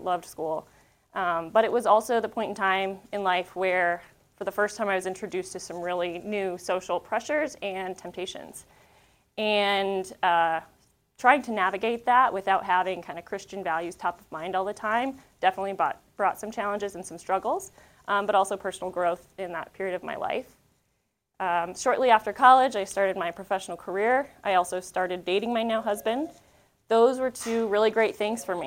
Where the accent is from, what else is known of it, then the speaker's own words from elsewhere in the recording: Northeast Colorado, United States; I grew up in Northeast Colorado